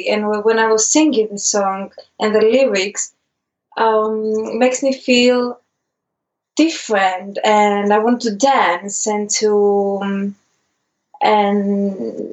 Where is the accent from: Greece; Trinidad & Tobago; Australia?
Greece; Athens, Attica; English is a second language; moved away as an adult; now in London, United Kingdom; we are from Greece, and grew up in Greece, in Athens particularly.